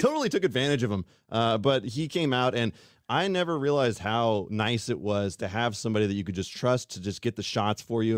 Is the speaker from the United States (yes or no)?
yes; Fairfield, California, United States; also born or lived in Colorado; now in Sacramento, United States; I've always lived here in California. I grew up in Fairfield